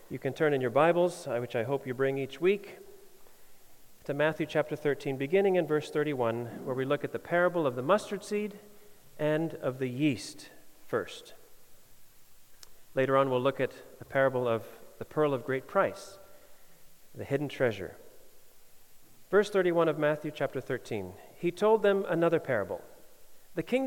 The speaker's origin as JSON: {"language": "English", "country": "Denmark", "said": "I get asked where Denmark is when I say I'm from Denmark"}